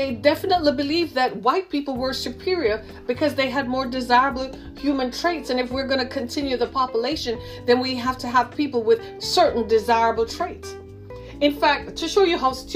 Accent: Michigan, United States; my home state of Michigan

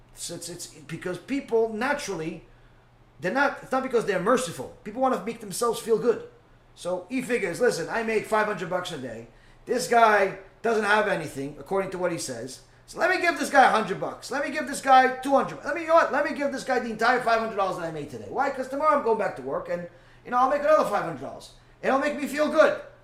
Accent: New York, United States; moved away; I grew up in New York. I was there for most of my life.

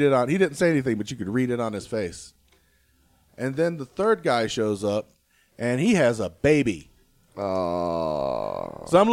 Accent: South Carolina, United States; now in Wyoming, United States; I'm from South Carolina

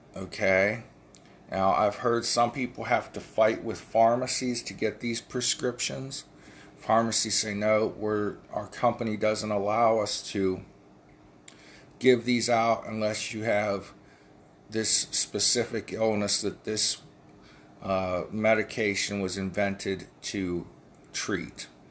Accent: United States; We are the American people.

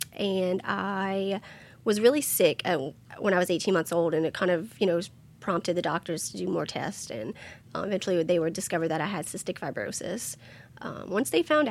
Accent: Thibodaux, Louisiana, United States; also born or lived in Schriever, Louisiana; I was born in Thibodaux.

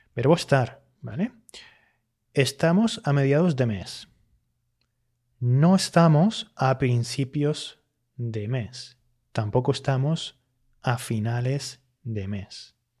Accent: Canary Islands, Spain; accent: Canarian; Yo que soy hablante de Canarias, y que por tanto tiendo mucho a usar el pretérito indefinido más que el pretérito perfecto.

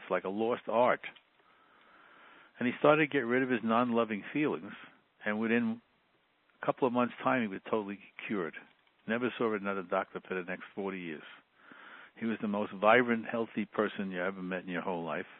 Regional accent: New York City, New York, United States; I grew up in the Bronx in a relatively poor family

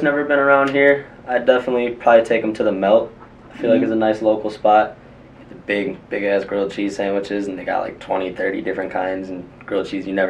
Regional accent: Cleveland, Ohio, United States; also born or lived in North Royalton, Ohio / Strongsville, Ohio / Parma, Ohio; I guess I'm a hip-hop artist. I'm from Cleveland, Ohio. I'm 24 years old.

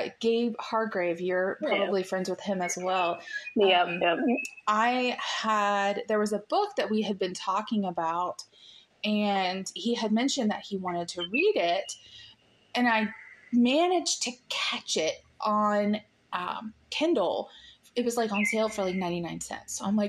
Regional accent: United States; this American chick

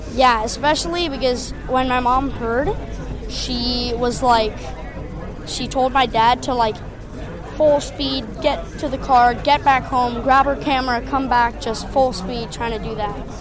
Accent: Sayulita, Nayarit, Mexico; I'm 11 years old, and I'm from Sayulita, Mexico.

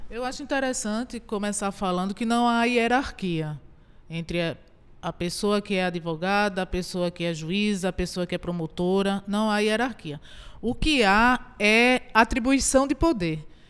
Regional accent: Goiana, Pernambuco, Brazil; eu nasci em Goiânia. Então eu digo que eu sou uma heroína de Itajucupapo

